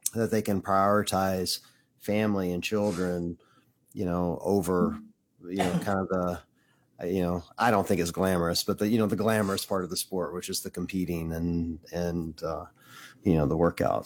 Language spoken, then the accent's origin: English; Tupelo, Mississippi, United States; moved away; was living in my hometown in Tupelo, Mississippi